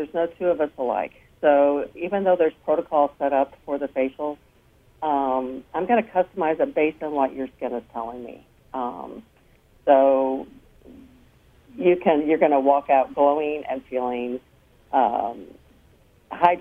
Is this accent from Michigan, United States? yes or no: yes; Coldwater, Michigan, United States; moved away; also born or lived in Texas / Austin, Texas; coming to my hometown of Coldwater